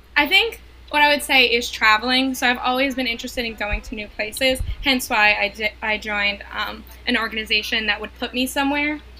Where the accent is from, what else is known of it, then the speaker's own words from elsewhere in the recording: New York, United States; now in North Carolina, United States; I'm originally from New York